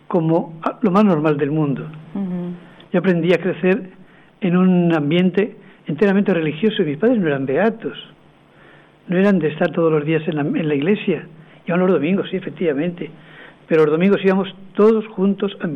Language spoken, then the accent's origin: Spanish; Utiel, Valencian Community, Spain; aquí hay un utilano.